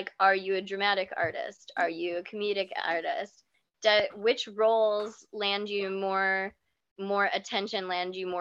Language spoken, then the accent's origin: English; Kansas, United States; I am from Kansas